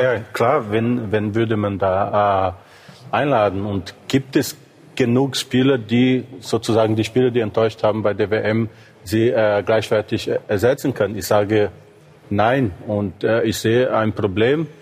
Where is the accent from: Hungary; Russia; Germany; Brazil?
Brazil; moved away; in meiner Heimat in Brasilien